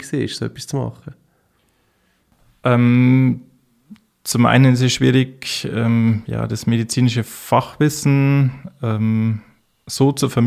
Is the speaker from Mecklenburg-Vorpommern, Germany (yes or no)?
no; Bavaria, Germany; Ich komme ursprünglich aus dem Bayerischen Wald. Ich bin 1982 äh, äh, in einem kleinen Ort im Herzen des Bayerischen Waldes geboren, nicht weit weg von der tschechischen Grenze und der österreichischen Grenze bin dort dann aufgewachsen